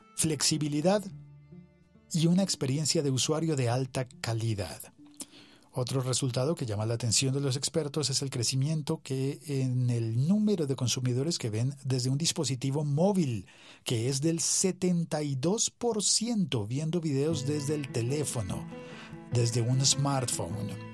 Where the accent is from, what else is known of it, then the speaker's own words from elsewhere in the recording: Colombia; los colombianos, la gente en mi país